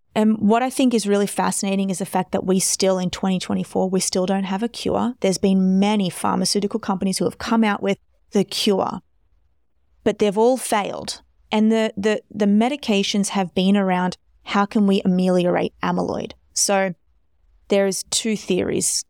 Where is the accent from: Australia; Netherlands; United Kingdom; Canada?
Australia; I'm Australian